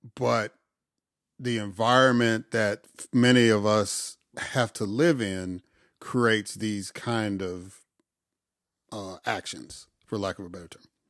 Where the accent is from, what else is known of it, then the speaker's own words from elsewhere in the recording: Chicago, Illinois, United States; moved away; I grew up in Auburn, Gresham, in, in Chicago